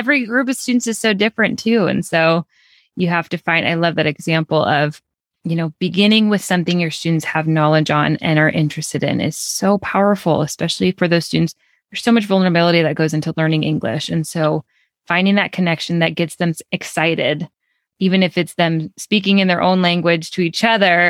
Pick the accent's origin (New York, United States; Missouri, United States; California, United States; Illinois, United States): Illinois, United States; Chicago; I'm from Chicago